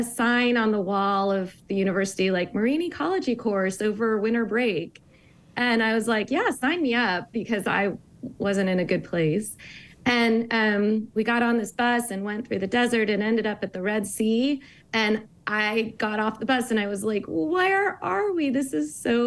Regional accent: St. Louis, Missouri, United States; I grew up really landlocked in Missouri and St. Louis

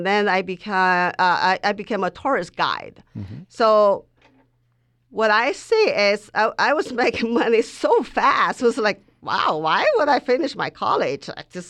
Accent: Mongolia; English is a second language; at the time when I grew up in Mongolia, it was still like a caste system like India.

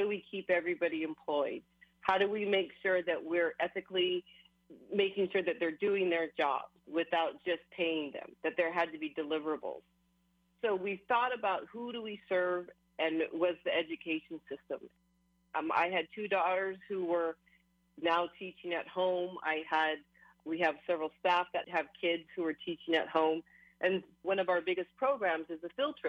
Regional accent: Hawaii, United States; it was definitely a struggle being Hawaiian Kanakamoli

